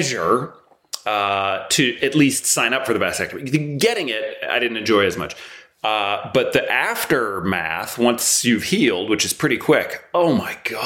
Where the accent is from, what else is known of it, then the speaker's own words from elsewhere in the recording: United States; moved away as an adult; now in London, United Kingdom; we say water because we're American, my wife and I.